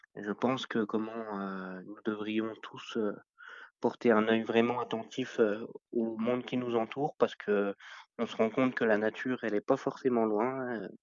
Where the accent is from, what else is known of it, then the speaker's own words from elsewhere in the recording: Meurthe-et-Moselle, Grand Est, France; je suis originaire de Meurthe-et-Moselle